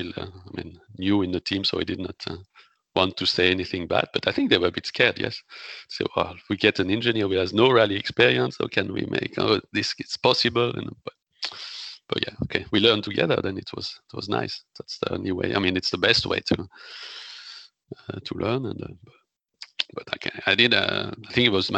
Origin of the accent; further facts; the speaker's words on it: the Alps, near Grenoble, Auvergne-Rhône-Alpes, France; English is a second language; I come from Alps